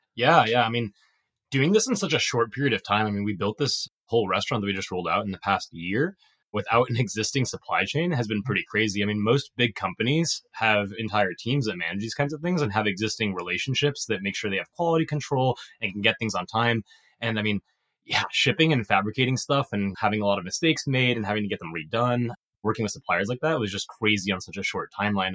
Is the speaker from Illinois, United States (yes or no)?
yes; Illinois, United States; moved away as an adult; I grew up in Illinois